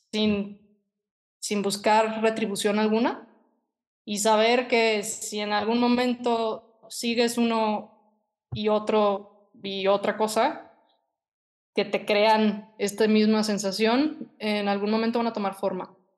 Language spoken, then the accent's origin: Spanish; Guadalajara, Jalisco, Mexico; also born or lived in England; yo desde que tengo 16 años quería ser diseñadora de modas y pues aquí en Guadalajara